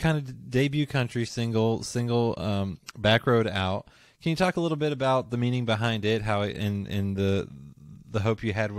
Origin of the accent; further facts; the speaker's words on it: near Pittsburgh, Pennsylvania, United States; moved away as an adult; also born or lived in West Virginia / Beckley, West Virginia / Princeton, West Virginia; now in Kentucky, United States; I'm from West Virginia originally. I grew up near Pittsburgh, so ended up going to school down in Beckley and Princeton, and now I'm in Kentucky.